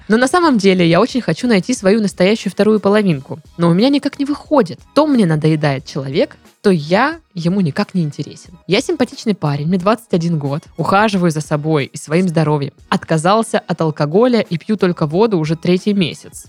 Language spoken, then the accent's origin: Russian; Krasnodar, Krasnodar Krai, Russia; мы из Краснодара